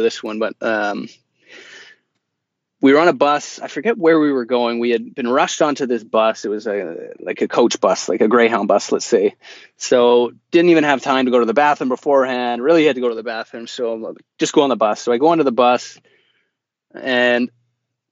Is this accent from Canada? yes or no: yes; Vancouver, British Columbia, Canada; we're from Vancouver.